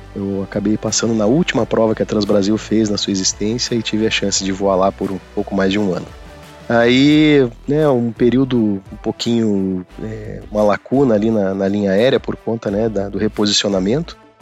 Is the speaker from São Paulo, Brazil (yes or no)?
no; Curitiba, Paraná, Brazil; eu sou curitibano, né? Sou nascido em Curitiba, minha família toda de lá. É, eu fiz toda, toda a parte né, de estudo fundamental, né? A parte né, de educação lá em Curitiba mesmo